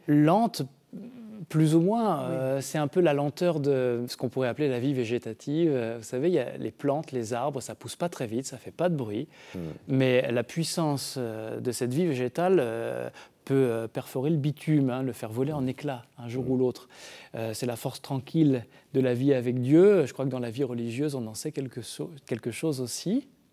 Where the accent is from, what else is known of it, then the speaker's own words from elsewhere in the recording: Brittany, France; dans un village rural, moi c'est là que j'ai grandi par exemple en Bretagne